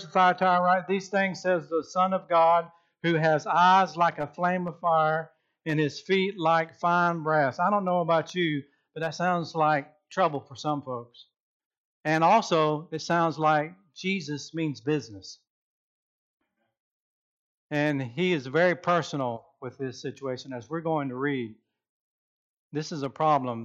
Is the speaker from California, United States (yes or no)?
no; Rincon, Georgia, United States; also born or lived in Savannah, Georgia; now in Norman, United States; my hometown way back when, Rinkin, Georgia, Savannah, Georgia.